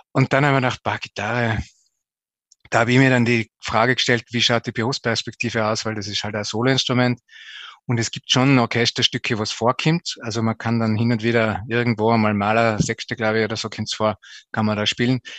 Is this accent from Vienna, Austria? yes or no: no; Zell am Ziller, Tyrol, Austria; Ja, ich bin aufgewachsen in Zell am Ziller, im Zillertal. Bin dort in die Volksschule noch gegangen